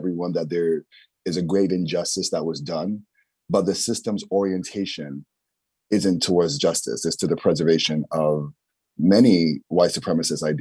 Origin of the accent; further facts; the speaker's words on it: New York City, New York, United States; a poor Black person growing up in the Bronx